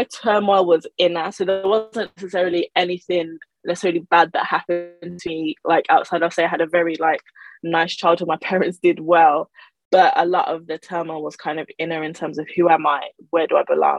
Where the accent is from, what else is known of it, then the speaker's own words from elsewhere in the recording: Birmingham, West Midlands, United Kingdom; also born or lived in Nigeria; I was born in Nigeria, but I moved to the UK with my parents when I was very small, and I grew up in Birmingham